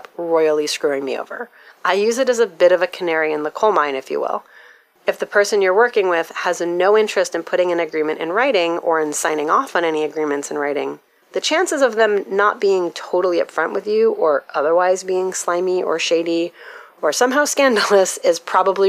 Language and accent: English; United States; my experience as an American